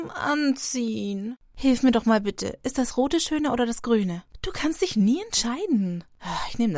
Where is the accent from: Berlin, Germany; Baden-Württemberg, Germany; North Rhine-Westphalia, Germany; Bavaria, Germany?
Bavaria, Germany; Ich komme aus Franken. Das ist zwar eigentlich in Bayern, aber das sagt man bei uns nicht, dass wir Bayern sind, ne?